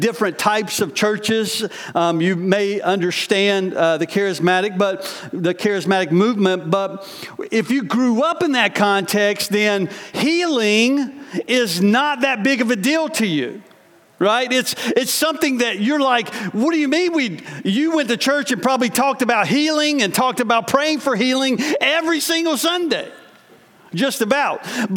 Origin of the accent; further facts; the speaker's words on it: United States; in my experience as a American growing up, even in the church